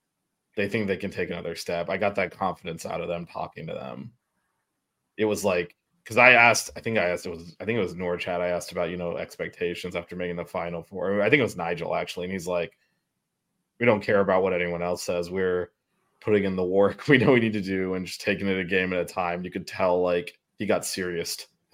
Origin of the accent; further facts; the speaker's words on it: Miami, Florida, United States; I mean, he definitely heard I was from Miami, so I got that going.